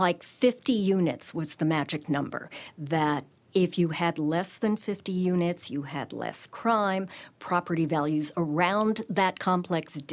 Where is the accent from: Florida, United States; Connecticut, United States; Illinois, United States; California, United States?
Connecticut, United States; Stamford; my hometown, Stamford